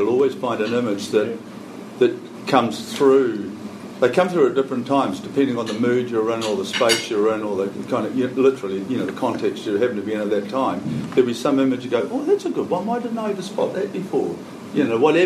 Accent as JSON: {"language": "English", "country": "New Zealand", "said": "as a Kiwi"}